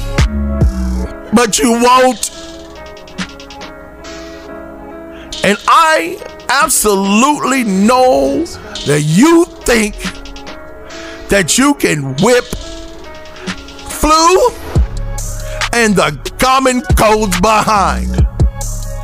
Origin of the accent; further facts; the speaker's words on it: West Virginia, United States; moved away; I'm from the country, which I'm originally from West Virginia